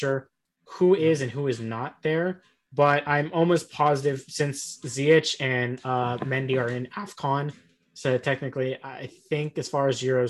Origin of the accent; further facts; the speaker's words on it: United States; I'm American all the way.